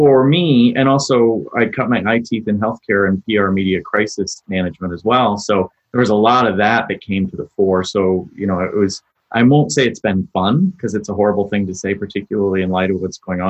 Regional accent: United States; I'm an American

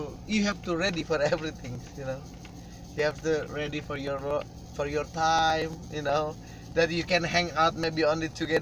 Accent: Ohio, United States; I'm from Ohio

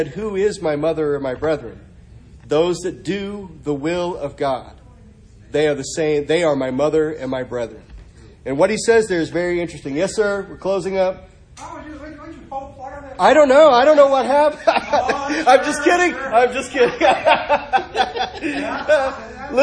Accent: Arkansas, United States; I was raised in Arkansas. I was raised in the Bible Belt

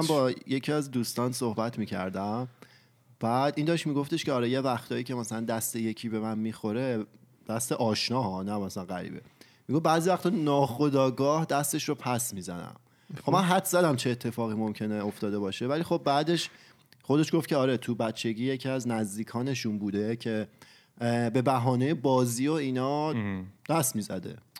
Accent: Iran; خودمون فرهنگ ایرانی داریم و تو ایران بزرگ شدیم

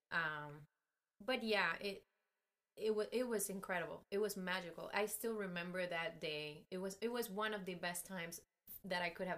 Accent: Cuba; now in United States; my Cuban passport

